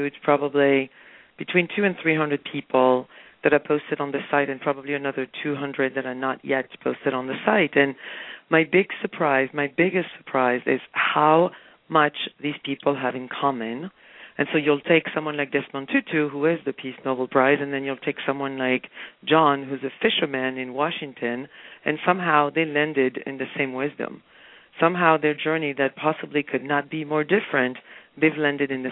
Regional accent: France; moved away; also born or lived in Spain; I happened to have been raised in France, and as you mentioned, and I was raised in Spain

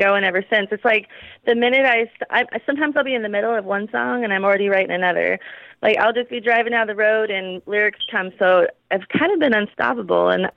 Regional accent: California, United States; now in Phoenix, United States; I'm from California

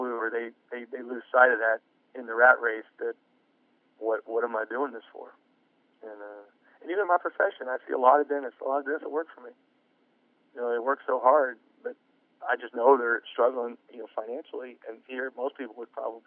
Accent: United States; I'm an American taxpaying citizen

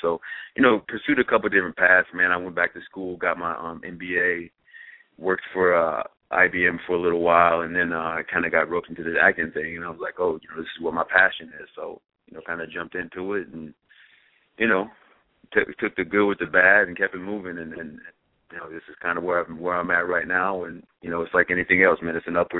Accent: Champaign, Illinois, United States; So, you know, I'm born and raised in Champaign, Illinois.

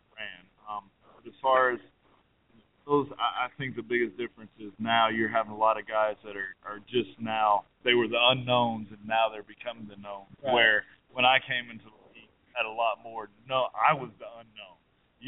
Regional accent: United States; me being an American

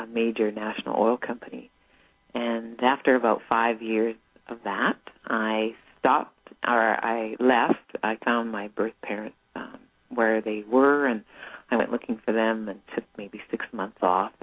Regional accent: Calgary, Alberta, Canada; I was born and raised in Calgary, Alberta

